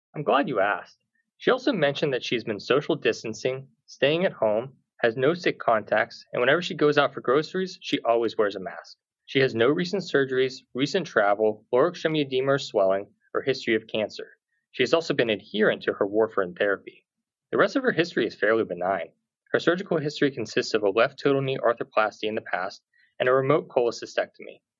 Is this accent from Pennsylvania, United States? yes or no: yes; Pittsburgh, Pennsylvania, United States; I'm a native Pittsburgher